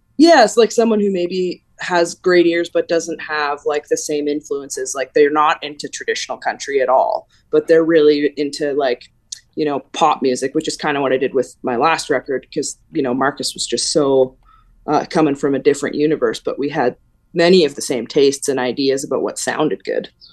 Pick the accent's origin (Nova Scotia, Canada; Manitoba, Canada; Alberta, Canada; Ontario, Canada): Alberta, Canada; when we were kids, like you're saying in Alberta